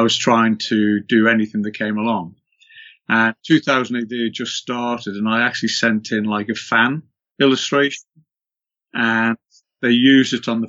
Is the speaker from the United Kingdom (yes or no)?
yes; Liverpool, North West England, United Kingdom; moved away as an adult; also born or lived in London; I went to a college in just in Merseyside, just outside of Liverpool, and which is my hometown.